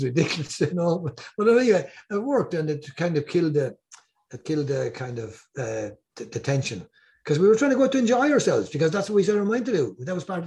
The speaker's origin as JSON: {"language": "English", "town": "Rosslare Strand", "region": "Leinster", "country": "Ireland", "tie": "born or raised there", "also_born_or_lived": "Gorey", "said": "I was reared in Rossclairstrand. I was living in a place overlooking the sea, Tusker Lock Lighthouse shining inside in my room every night of the week."}